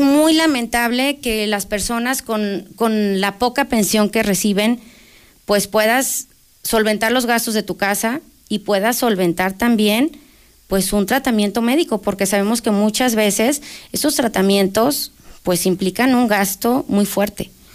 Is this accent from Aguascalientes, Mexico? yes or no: yes; Aguascalientes, Mexico; soy una candidata de Aguascalientes, que soy nacida en Aguascalientes, que no venimos de fuera